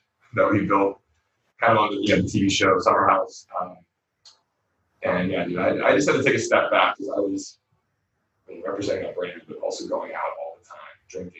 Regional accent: Pittsburgh, Pennsylvania, United States; I'm from Pennsylvania, and in Pittsburgh, I mean, there's obviously a healthy amount of Democratic people, but like I did grow up in a more conservative, like Republican area.

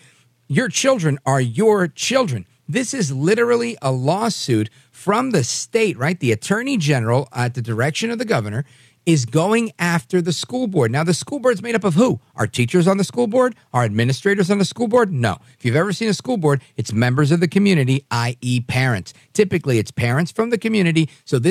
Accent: New York City, New York, United States; now in New Jersey, United States; originally from Brooklyn

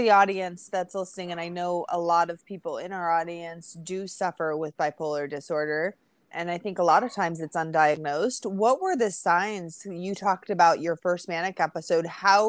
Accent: Edmonds, Washington, United States; moved away; also born or lived in Bellingham, Washington; I'm actually originally from Edmonds.

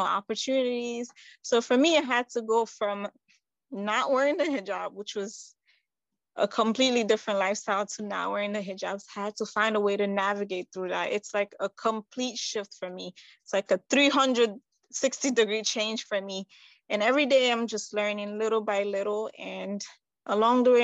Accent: New York, United States; also born or lived in Conakry, Guinea; I was born in Guinea-Conakry. That's on the west side. I would say right next to Senegal, around Ghana. And I came to the United States when I was 9 years old. So I pretty much grew up in New York, big city

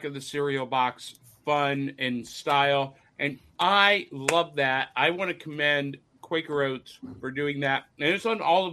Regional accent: Chicago, Illinois, United States; Chicago, my hometown

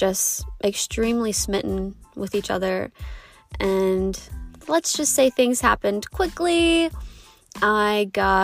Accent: Southern Ohio, United States; moved away as an adult; also born or lived in Colorado; I grew up in Southern Ohio

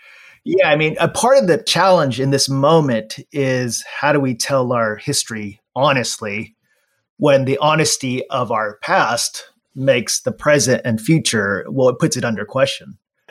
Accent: Los Angeles, California, United States; moved away as an adult; also born or lived in Anaheim; now in Waco, United States; I live in Waco, Texas. I grew up in LA and Orange County, so I claim LA roots.

